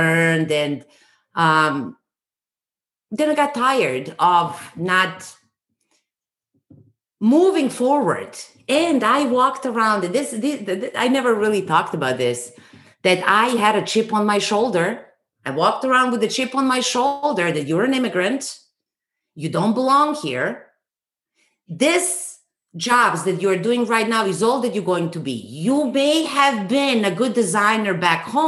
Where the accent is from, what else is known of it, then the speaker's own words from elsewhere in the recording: Serbia; moved away as an adult; now in Canada; I'm from Serbia and I did school there, high school